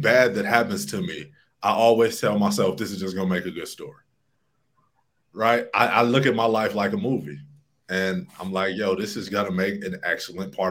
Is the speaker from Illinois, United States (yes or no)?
yes; Alton, Illinois, United States; now in Medellin, Colombia; I grew up in Alton, Illinois, a little town no one has probably heard of.